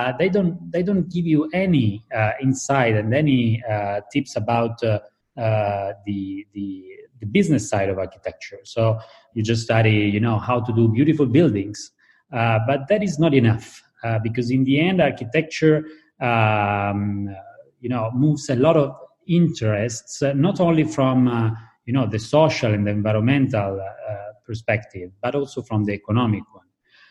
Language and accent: English; Italy; I started to work into the design field with a designer from my hometown, which is called Iosaghini. And then I actually moved to MIT first. I did a period of research there, and then back to Italy.